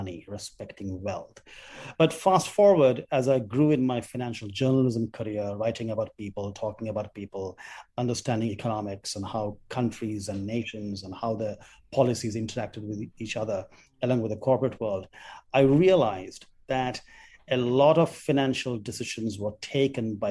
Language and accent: English; Kolkata, West Bengal, India; as a 17-year-old when I was growing up in Calcutta